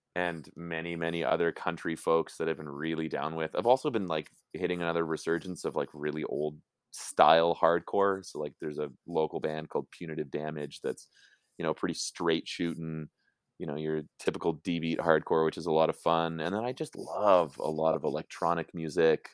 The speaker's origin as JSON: {"language": "English", "town": "Calgary", "region": "Alberta", "country": "Canada", "tie": "born or raised there", "moved": "yes", "said": "I grew up in Silver Springs"}